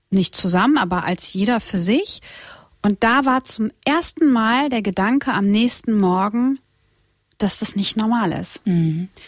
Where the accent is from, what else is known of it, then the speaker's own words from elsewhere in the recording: Split, Split-Dalmatia County, Croatia; Ich komme aus Kroatien und Split ist unsere Heimat und äh, also mein, mein Heimatort.